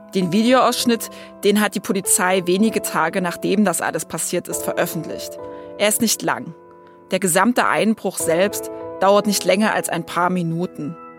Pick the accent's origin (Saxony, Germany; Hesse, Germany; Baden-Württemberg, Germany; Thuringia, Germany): Saxony, Germany; near Dresden; ich bin selbst eine Sächsin, aufgewachsen in der Nähe von Dresden